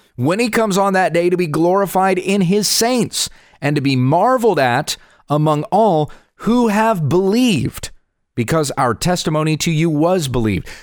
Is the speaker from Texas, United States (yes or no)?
no; Southwest Kansas, United States; my hometown in Southwest Kansas